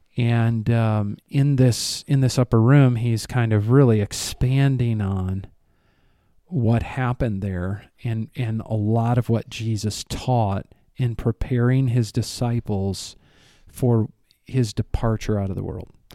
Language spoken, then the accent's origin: English; Rockford, Illinois, United States; moved away; my hometown